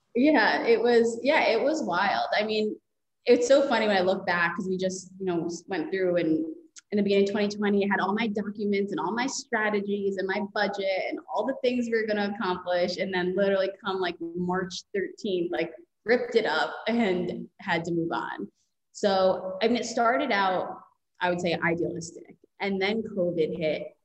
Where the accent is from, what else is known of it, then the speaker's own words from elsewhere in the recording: Long Island, New York, United States; I grew up on Long Island